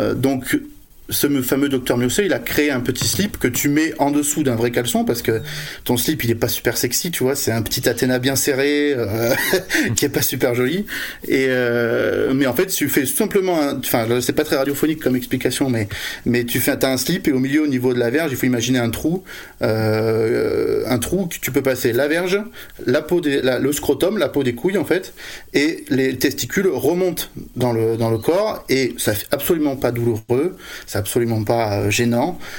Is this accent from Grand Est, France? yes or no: no; Bordeaux, Nouvelle-Aquitaine, France; moi, je suis de Bordeaux